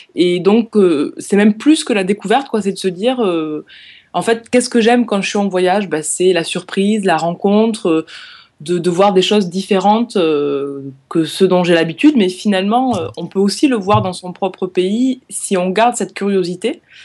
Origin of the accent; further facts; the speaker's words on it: France; moved away; j'ai grandi dans les Pyrénées